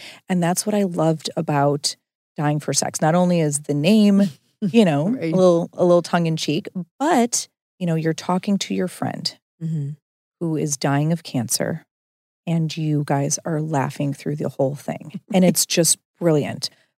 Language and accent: English; Midwest, United States; we're both from the Midwest.